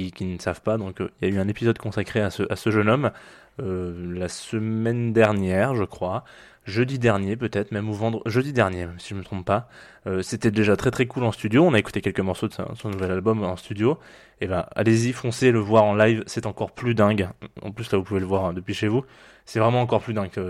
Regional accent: Provence-Alpes-Côte d'Azur, France; pour ceux qui ne le savent pas, je suis d'origine du Var. Voilà, donc j'ai pris un autre accent que celui du Var.

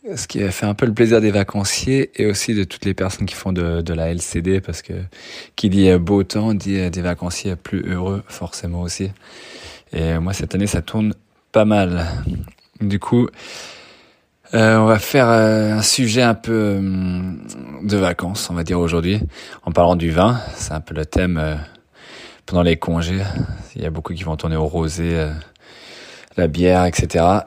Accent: France; on est français, donc naturellement en fait, c'est inné

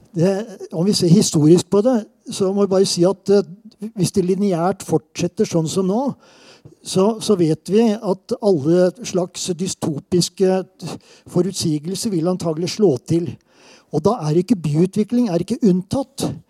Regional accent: Southern Norway, Norway; accent: southern Norwegian (søring); now in Trondheim, Norway; jeg er søring

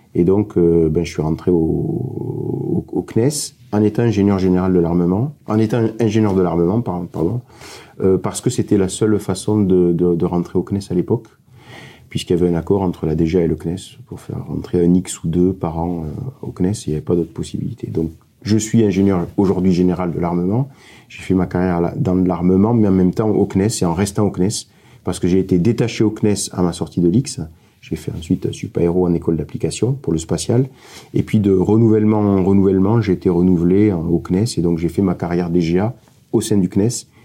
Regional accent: Montpellier, Occitania, France; je suis de, Montpellier, j'ai grandi à Montpellier.

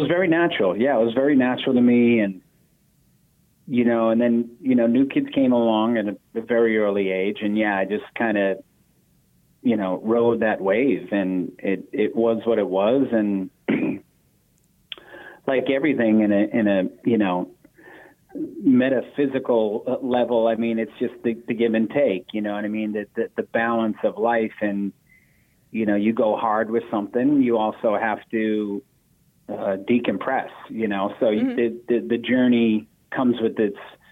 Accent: Boston, Massachusetts, United States; we grew up four blocks away from the oldest community theater in America. Actually, it's called the Footlight Club

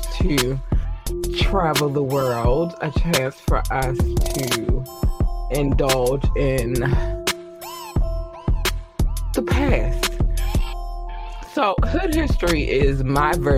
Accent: Baltimore, Maryland, United States; also born or lived in North Carolina; I am from Baltimore, Maryland. Originally born in North Carolina, but raised in Baltimore, Maryland

